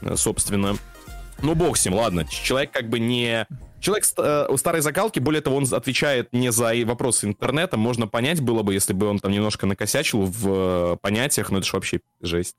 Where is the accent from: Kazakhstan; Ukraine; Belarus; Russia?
Belarus; moved away; у меня этот период пришелся на жизнь в Беларуси